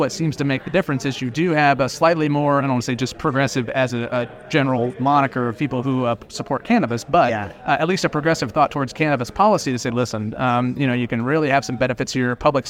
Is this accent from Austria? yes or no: no; Kansas, United States; So Kansas, my home state, has a hemp program at my alma mater, K-State.